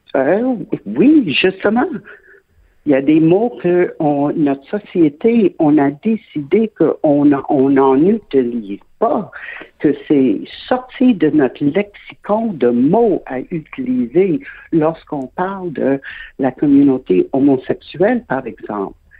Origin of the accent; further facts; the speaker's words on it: Quebec, Canada; je suis québécoise de naissance